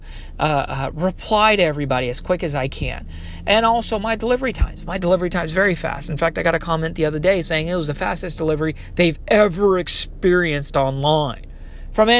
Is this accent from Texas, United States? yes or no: yes; Texas, United States; moved away; I'm originally from Texas